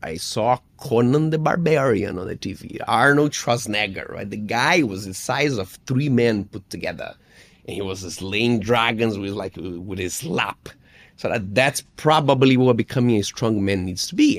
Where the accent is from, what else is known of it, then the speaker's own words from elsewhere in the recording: Brazil; English is a second language; as a Brazilian kid